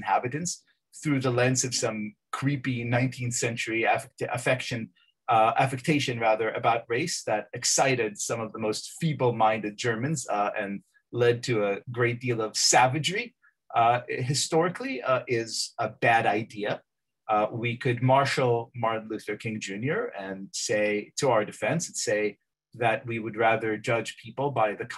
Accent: Israel; now in United States; I'm from Israel.

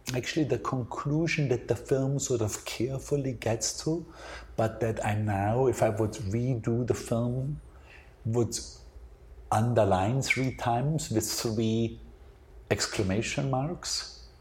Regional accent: Austria; born or raised there

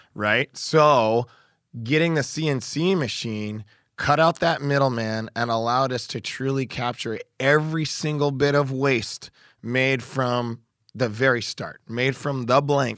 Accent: Oregon, United States; I'm from Oregon

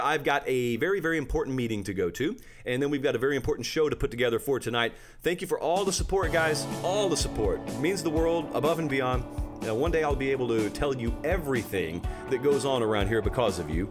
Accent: Georgia, United States; I am from Georgia

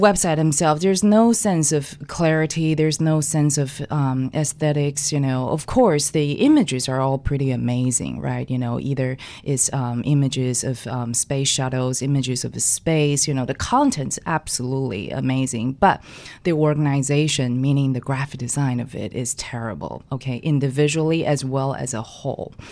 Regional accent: Taiwan; now in New York City, United States; I grew up in Taiwan. I was born and raised in Taiwan.

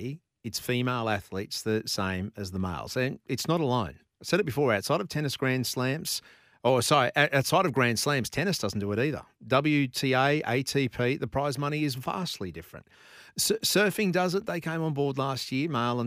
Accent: Brisbane, Queensland, Australia; I was born in Brisbane. I grew up in Brisbane, and I grew up playing soccer.

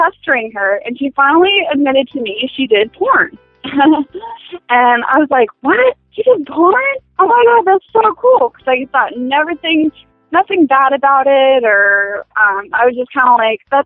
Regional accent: a small town outside of Aspen, Colorado, United States; I am from Colorado. I'm from a little small town outside of Aspen, Colorado

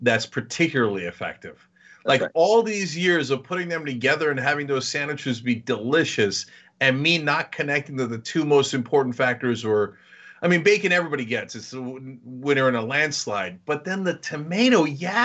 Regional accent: Jersey Shore, New Jersey, United States; I grew up on the Jersey Shore

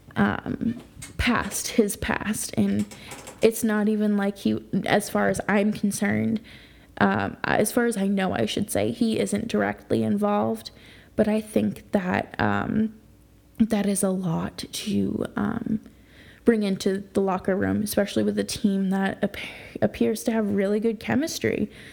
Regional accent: New York, United States; a New Yorker myself

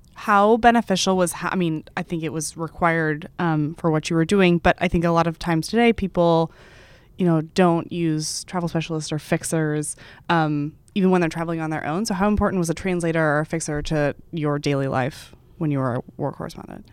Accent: Texas, United States; I'm from Texas

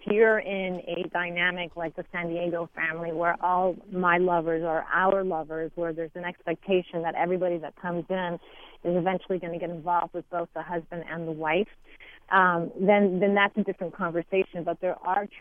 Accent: Montreal, Quebec, Canada; I am from Montreal

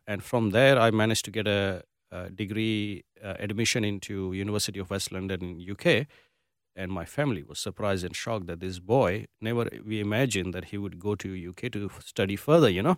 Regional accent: Gujarat, India; also born or lived in Mumbai, India; now in Perth, Australia; I come from Gujarat, which is a Gujarati community

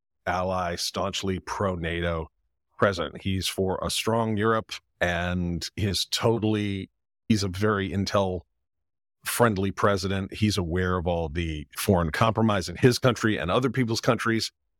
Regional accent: Quebec, Canada; My first job was in Paris, and I grew up in French Canada, and that's bilingual.

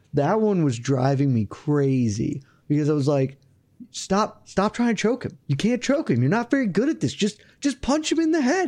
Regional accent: the South, United States; I'm from the South

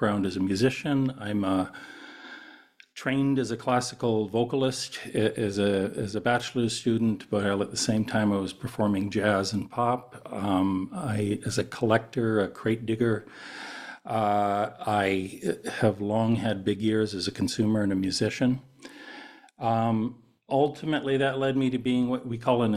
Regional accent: United States; moved away as an adult; also born or lived in Newark, New Jersey; now in Lund, Sweden; I'm an American, presently living in Scandinavia.

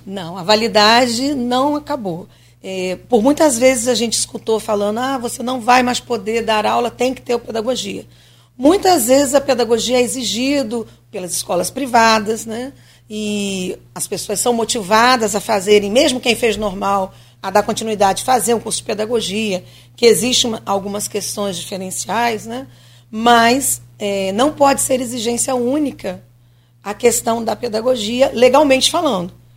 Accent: Rio de Janeiro, Brazil; moved away as an adult; now in Campos dos Goytacazes, Brazil; eu sou do Rio, então eu vou algumas vezes ao Rio

